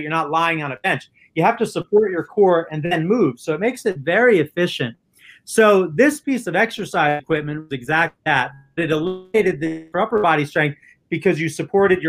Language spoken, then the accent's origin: English; New Jersey, United States; I'm from New Jersey.